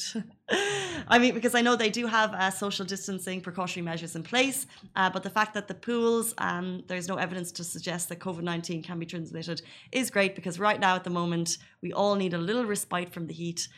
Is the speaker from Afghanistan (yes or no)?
no; Ireland; now in Dubai, United Arab Emirates; an Irish person